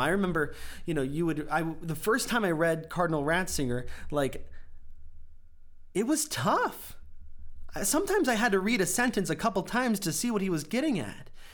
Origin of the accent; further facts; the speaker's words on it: United States; I'm an American